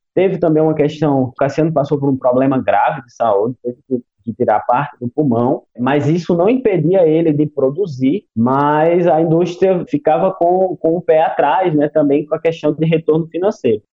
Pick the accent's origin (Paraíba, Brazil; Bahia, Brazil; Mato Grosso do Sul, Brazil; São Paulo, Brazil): Paraíba, Brazil; enquanto paraibano